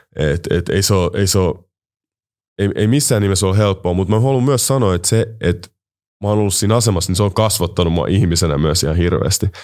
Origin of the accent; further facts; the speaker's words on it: Finland; mä oon kasvanut Suomessa